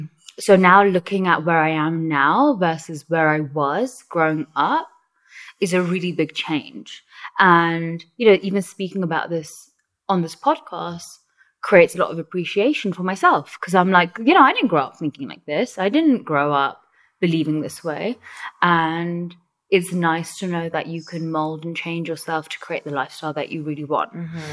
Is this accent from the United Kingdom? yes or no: yes; London, United Kingdom; moved away as an adult; also born or lived in New York; now in Mexico City, Mexico; I was born and raised in New York, and then I moved to London when I was young. I was about 9. And growing up in London and being from a minority community